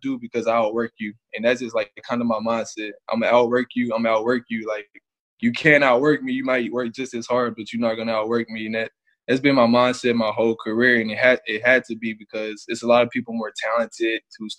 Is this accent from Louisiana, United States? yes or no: no; Lubbock, Texas, United States; I'm from Lubbock.